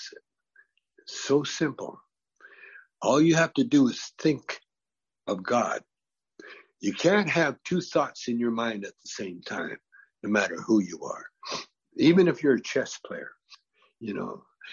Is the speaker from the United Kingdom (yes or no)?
no; Canada; now in California, United States; I grew up in Canada